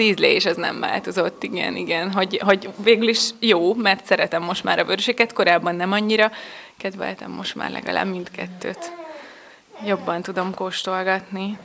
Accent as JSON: {"language": "Hungarian", "town": "Nemesnádudvar", "region": "Bács-Kiskun", "country": "Hungary", "tie": "born or raised there", "said": "Én is eh, a környékből származom, a szomszéd településről, Nemesnád udvaron születtem."}